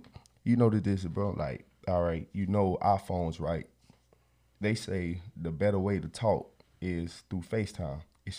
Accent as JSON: {"language": "English", "region": "Florida", "country": "United States", "said": "Look, bro, I came from Florida. Bro, Florida is a fast paced area."}